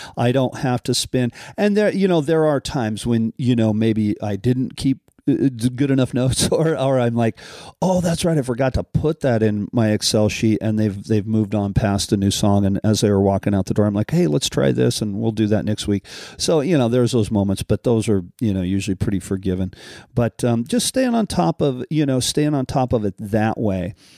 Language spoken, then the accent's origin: English; Colorado, United States; growing up in Colorado